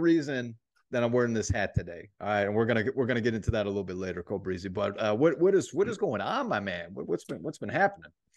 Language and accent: English; Indiana, United States; We're from Indiana